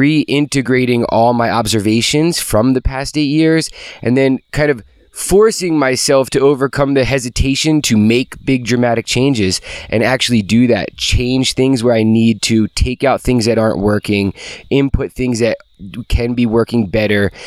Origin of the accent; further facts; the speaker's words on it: New Jersey, United States; moved away; growing up in New Jersey, kind of near the coast, these flat sandy soils